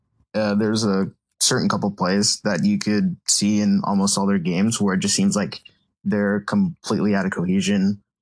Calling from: Connecticut, United States; I'm in Connecticut right now.

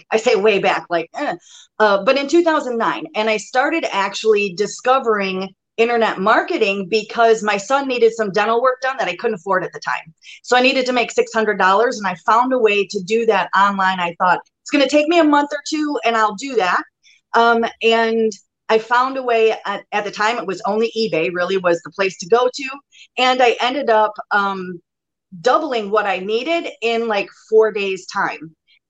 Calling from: Kenosha, Wisconsin, United States; I am in southeastern Wisconsin, Kenosha. So smack dab in between Milwaukee and Chicago.

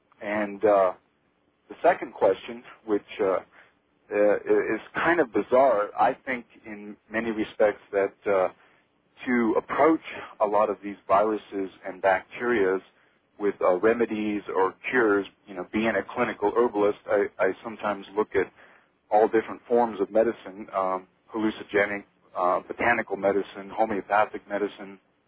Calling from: Silver City, New Mexico, United States; I'm from Silver City, New Mexico.

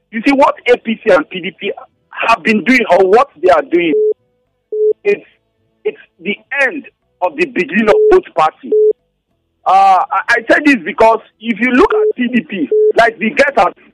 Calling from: Genta, Plateau, Nigeria; I'm calling from Genta.

